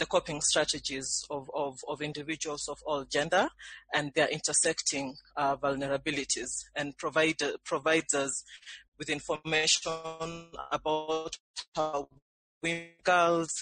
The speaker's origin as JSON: {"language": "English", "country": "Kenya", "said": "I'm based in Nairobi, Kenya. I'm Kenyan myself."}